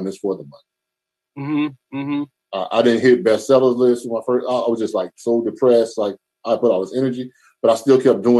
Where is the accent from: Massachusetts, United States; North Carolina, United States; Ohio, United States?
North Carolina, United States; Charlotte; moved away; I'm from the South, from Charlotte